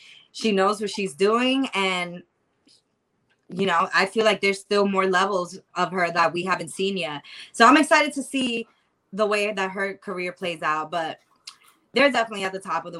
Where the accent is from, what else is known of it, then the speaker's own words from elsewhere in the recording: New York City, New York, United States; is from Queens, New York. I'm a queen from Queens.